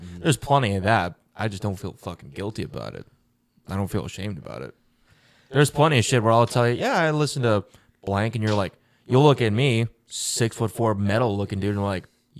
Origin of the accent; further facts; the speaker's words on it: Georgia, United States; Again, I'm from Georgia, so the classic rock stations played the same goddamn song, and it was their worst song.